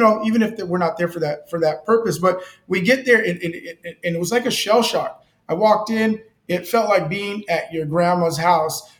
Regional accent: Delano, California, United States; now in Bakersfield, United States; I was born in Delano.

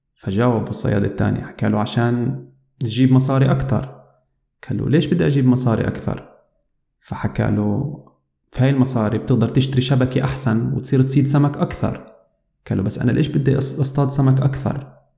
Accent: Palestine; moved away as an adult; now in Germany; أنا عربي فلسطيني وعايش في ألمانيا صار لي عقد من الزمن في ألمانيا

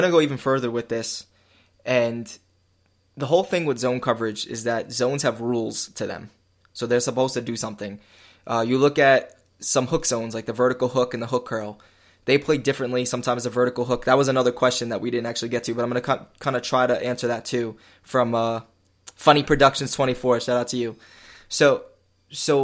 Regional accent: New York, United States; I'm from New York, so I play like in schoolyards and stuff

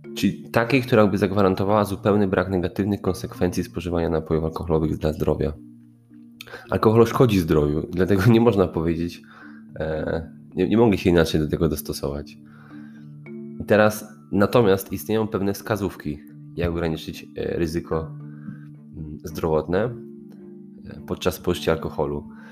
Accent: Poland

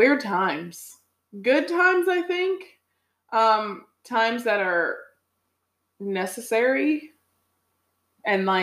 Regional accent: Rocky Mount, North Carolina, United States; now in Raleigh, United States; Rocky Mount, my hometown

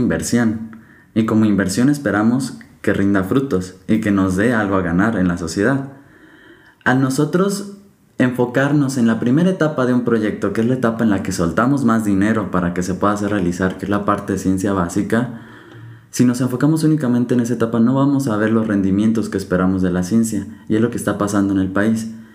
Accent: Mexico; como mexicanos no podemos ver

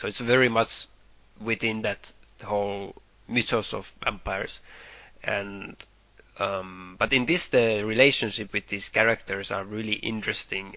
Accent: Finland; we grew up in Finland

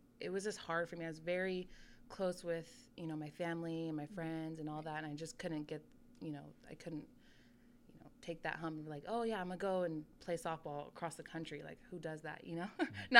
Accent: Sacramento, California, United States; So I grew up in Sacramento, in North Highlands, actually. I went to Center High School, which is in Antelope

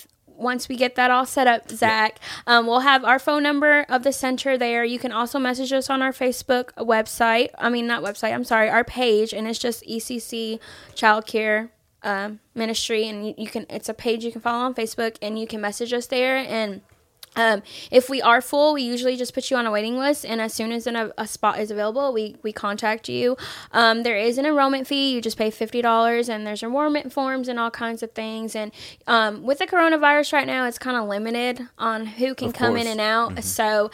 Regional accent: Honduras; born there; also born or lived in Florida; I haven't had a place to call home. Was originally born in Honduras.

